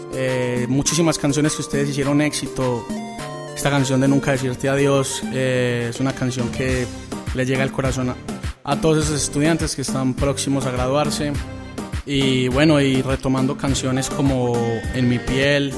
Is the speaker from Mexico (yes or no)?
no; Colombia; soy colombiano y orgulloso de ser colombiano